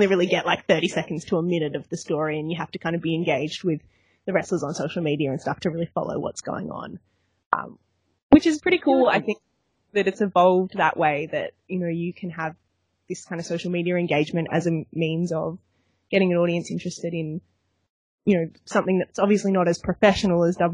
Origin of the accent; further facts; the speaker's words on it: Australia; I'm Australian